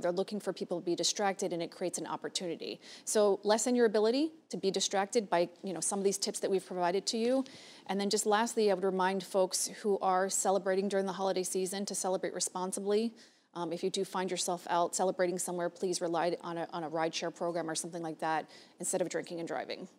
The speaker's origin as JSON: {"language": "English", "town": "Hialeah", "region": "Florida", "country": "United States", "tie": "born or raised there", "also_born_or_lived": "Broward County, Florida", "said": "I'm from Hialeah"}